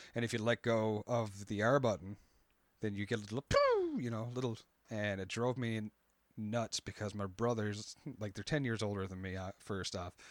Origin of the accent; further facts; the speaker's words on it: Canada; I'm Canadian